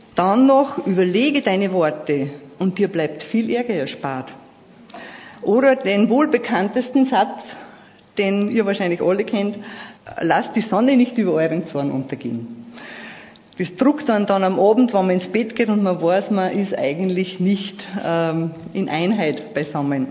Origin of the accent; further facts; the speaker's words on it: Vöcklabruck district, Upper Austria, Austria; Ich komme aus Oberösterreich in der Bezirk Vöcklerbruck.